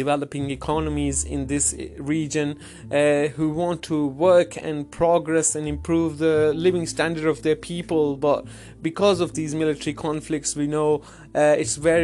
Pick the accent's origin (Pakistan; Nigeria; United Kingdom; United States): Pakistan; Pakistani and Kashmiri; being a Pakistani and Kashmiri